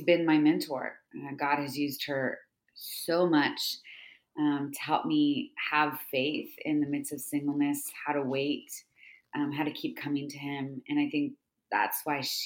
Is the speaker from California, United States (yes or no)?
yes; California, United States; I've been teaching about women's Bible study in my hometown here in California